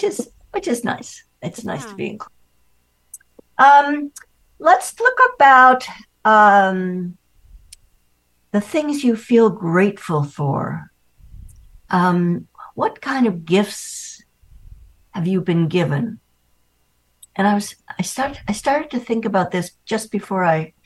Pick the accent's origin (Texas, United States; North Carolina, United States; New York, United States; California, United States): New York, United States; New York City; moved away; I grew up in Manhattan